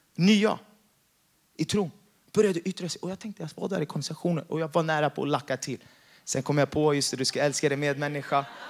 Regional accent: Jakobsberg, Stockholm County, Sweden; jag har vuxit upp i Jakobsberg

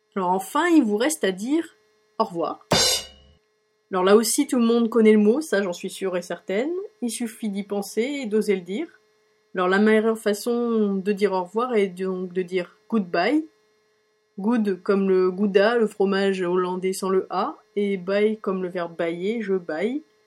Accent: France; accent: French; moved away as an adult; now in Ireland; je parle toujours avec mon accent français

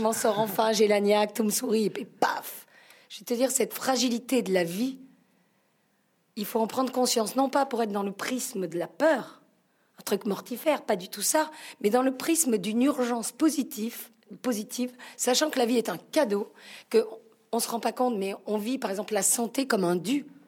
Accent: Marseille, Provence-Alpes-Côte d'Azur, France; Je suis italienne, marseillaise

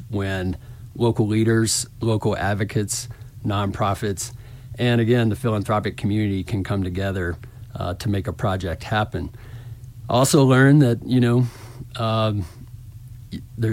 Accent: Little Rock, Arkansas, United States; accent: southern, hint of Texas drawl; now in Telluride, United States; I grew up in Little Rock

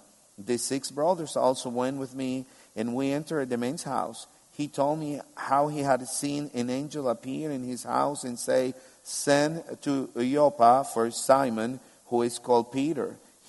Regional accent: Albania; English is a second language; I said, I'm from Kames. This is the town where I'm from, where I live. And they say, no, for real, where are you from? And I say, yeah, I'm from Albania. Don't you see? And they're like, yeah, you speak Albanian

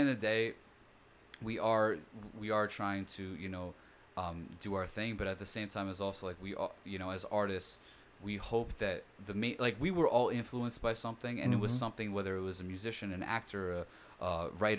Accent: Rockaway, New York, United States; I grew up in Rockaway

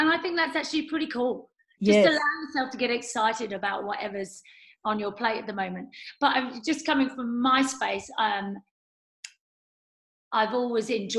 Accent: England, United Kingdom; now in New Zealand; I'm English. This is not where I started, but I feel part of it

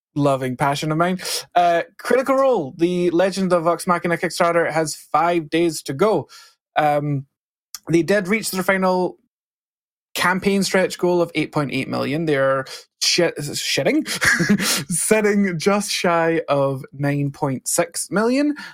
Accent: Scotland, United Kingdom; I'm Scottish. We barely speak English.

